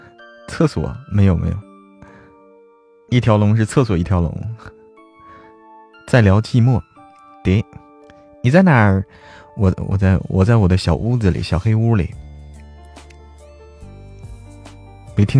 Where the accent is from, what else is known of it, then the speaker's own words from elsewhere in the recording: Hebei, China; now in Chengdu, China; 我不是成都的，我是河北的，河北的。